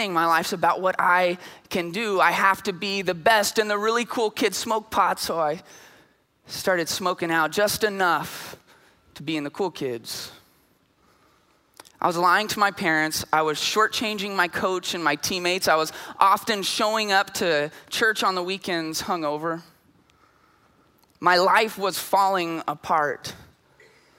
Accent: Lampasas, Texas, United States; now in San Antonio, United States; I'm from Lampasas. And in Lampasas, having a letter jacket with your name on the back of it is a huge deal

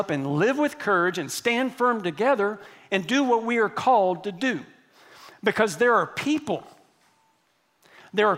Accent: Texas, United States; I grew up here in Texas

